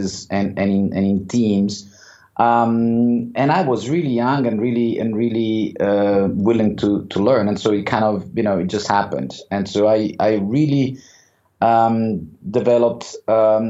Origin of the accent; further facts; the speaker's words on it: Rome, Lazio, Italy; moved away as an adult; also born or lived in Switzerland; now in London, United Kingdom; I grew up in Rome. I did also my university in Rome